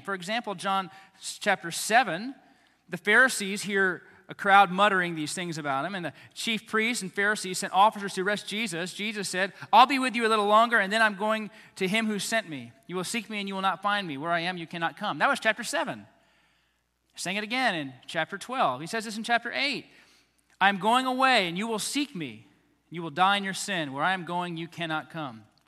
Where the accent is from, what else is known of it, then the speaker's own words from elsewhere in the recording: United States; as American Christians